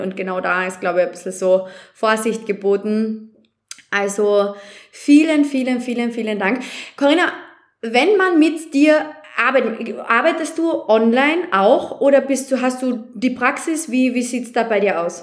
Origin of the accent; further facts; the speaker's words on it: Austria; bei uns in Österreich